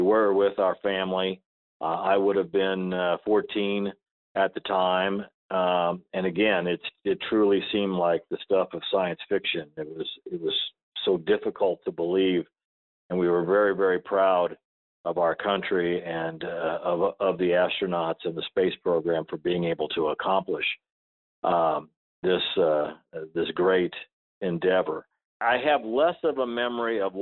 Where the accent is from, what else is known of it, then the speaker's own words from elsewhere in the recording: Chamois, Missouri, United States; My hometown was in was Chamois, Missouri, in Osage County, Missouri. We grew up on a farm out in the country